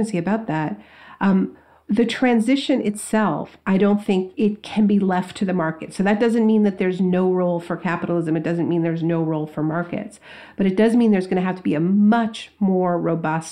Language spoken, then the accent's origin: English; Canada; now in United States; I'm from Canada. I grew up in Canada. I live in the States now